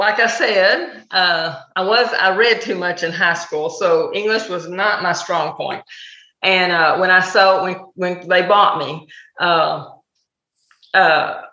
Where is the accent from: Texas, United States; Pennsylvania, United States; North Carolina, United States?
Texas, United States; accent: Texan; I'm very Texan.